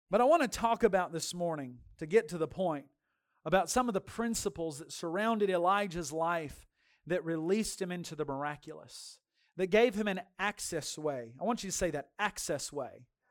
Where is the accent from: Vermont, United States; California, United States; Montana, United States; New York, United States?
California, United States; Dinuba; moved away; from Dainuba, my hometown